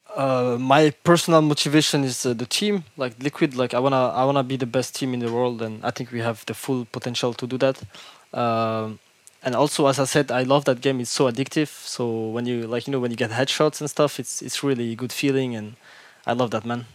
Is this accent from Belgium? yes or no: yes; Brussels, Brussels-Capital Region, Belgium; English is a second language; I born in Brussels. Uh, I'm originally from Morocco. My family is from Morocco, but I have been living here all my life